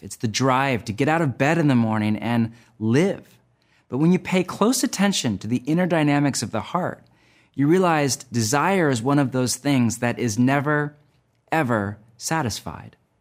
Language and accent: English; United States; my home country of the U S